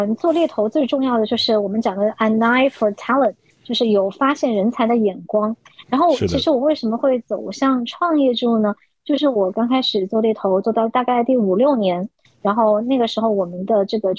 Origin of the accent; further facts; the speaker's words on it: China; moved away as an adult; now in Hong Kong; 我们其实从内地过来读大学的人，就是优势不是特别明显，因为我们的广东话毕竟不是 native 嘛